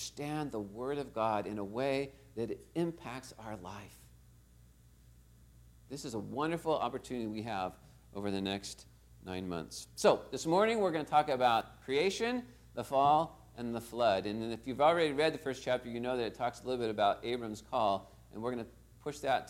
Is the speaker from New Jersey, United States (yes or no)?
no; Torrance, California, United States; I was born right here in Torrance Memorial Hospital.